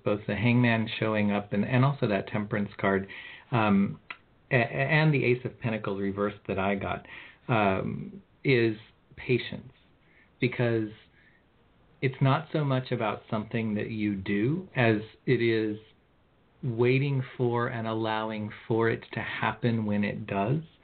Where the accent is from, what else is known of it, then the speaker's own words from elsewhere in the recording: California, United States; I'm from California